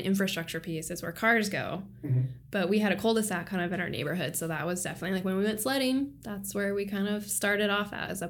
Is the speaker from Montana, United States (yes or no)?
yes; Montana, United States; now in Seattle, United States; I grew up in Montana.